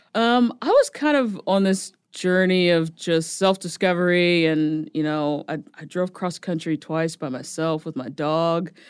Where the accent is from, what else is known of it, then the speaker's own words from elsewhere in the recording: New Jersey, United States; moved away as an adult; also born or lived in New York; now in Nashville, United States; I'm originally from Jersey